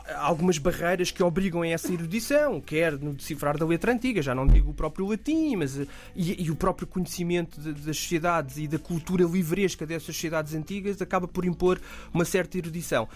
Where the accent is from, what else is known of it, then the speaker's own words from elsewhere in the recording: Oeiras, Lisbon, Portugal; also born or lived in Beira Baixa; eu cresci na, em, em Oeiras